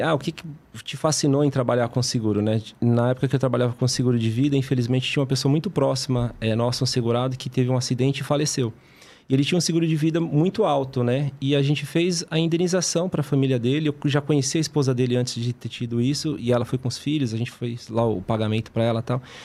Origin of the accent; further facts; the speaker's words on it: Brazil; Nós que somos brasileiros